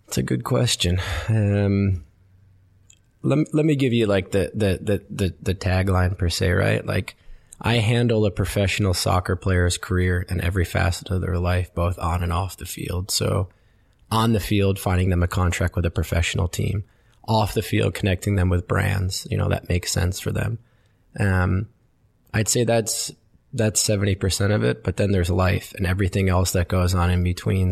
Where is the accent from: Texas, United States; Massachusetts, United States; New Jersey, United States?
New Jersey, United States; Westfield; I grew up in New Jersey, uh, in a town called Westfield.